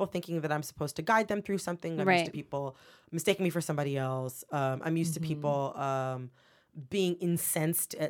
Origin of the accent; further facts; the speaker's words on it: Farmington Hills, Michigan, United States; moved away as an adult; also born or lived in Louisville, Kentucky / Washington, D.C.; I'm from Michigan. I'm from Farmington Hills, Michigan. Well, I was born in Louisville, Kentucky